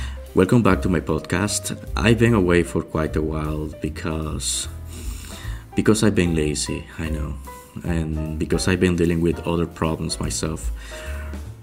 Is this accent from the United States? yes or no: no; Cuba; moved away as an adult; now in Montreal, Canada; I'm from Cuba originally. And I'm living in Montreal, Canada.